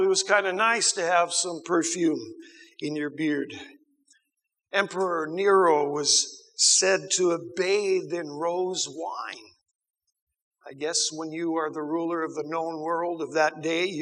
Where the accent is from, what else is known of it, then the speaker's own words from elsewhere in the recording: United States; I grew up in America